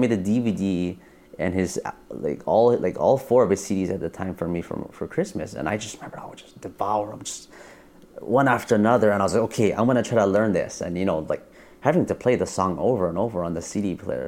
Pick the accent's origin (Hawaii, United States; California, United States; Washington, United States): Hawaii, United States; Maui; also born or lived in Oahu, Hawaii; I was born on Oahu, but, we moved to Maui 2 weeks later, so Maui's been my home